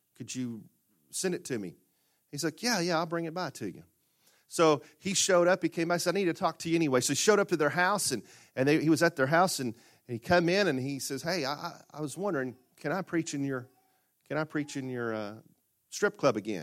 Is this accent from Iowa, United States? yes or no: no; Murfreesboro, Arkansas, United States; growing up in Murfreesboro, Arkansas